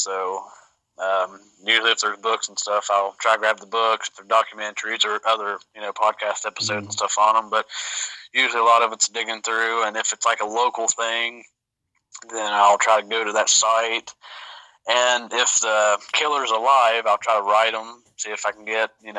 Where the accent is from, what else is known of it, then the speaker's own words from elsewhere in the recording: Hamlin, West Virginia, United States; Hamlin, my hometown